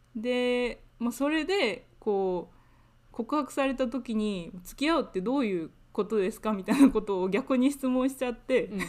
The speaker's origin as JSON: {"language": "Japanese", "country": "Japan", "tie": "born or raised there", "moved": "as an adult", "lives_now": "United Kingdom", "said": "私はもともと日本で生まれ育った"}